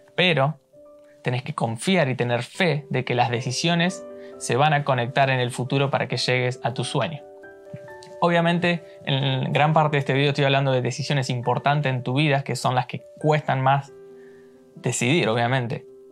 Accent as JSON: {"language": "Spanish", "country": "Argentina", "tie": "born or raised there", "moved": "as an adult", "lives_now": "New York, United States", "said": "yo nací en Argentina y ahora estoy viviendo acá en Nueva York."}